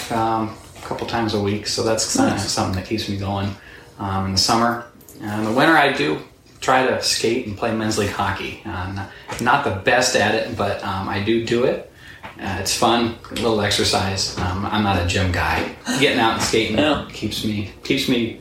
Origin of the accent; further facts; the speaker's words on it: Findlay, Ohio, United States; also born or lived in Bowling Green, Ohio; I'm one of those boring Finley people, born and raised in Finley